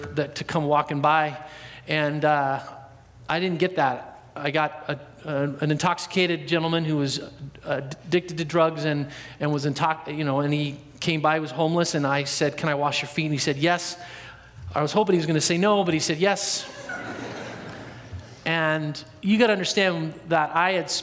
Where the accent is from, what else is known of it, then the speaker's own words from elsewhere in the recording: Portland, Oregon, United States; also born or lived in Dallas, Oregon; I'm from Portland all my life, born and raised there.